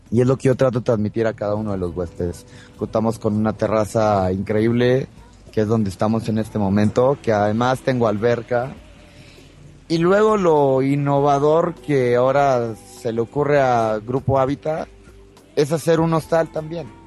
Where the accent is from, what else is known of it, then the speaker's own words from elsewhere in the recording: Monterrey, Nuevo León, Mexico; now in Mexico City, Mexico; yo que vengo de Monterrey y lo empiezo a vivir ahora, noto cómo si va eh, floreciendo.